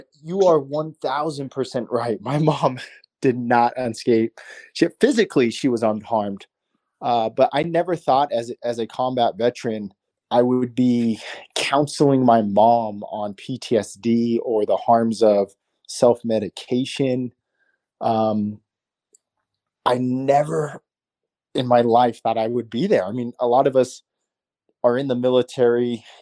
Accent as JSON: {"language": "English", "town": "Tucson", "region": "Arizona", "country": "United States", "tie": "born or raised there", "said": "I'm from Tucson, Arizona. It's where I was born and raised"}